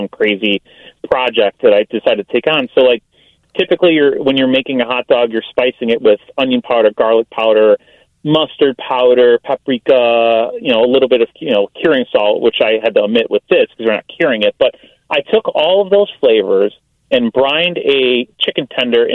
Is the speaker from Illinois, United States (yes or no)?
yes; Chicago, Illinois, United States; I grew up in Southside, so, like, Palermo's is a pizzeria I ate growing up all the time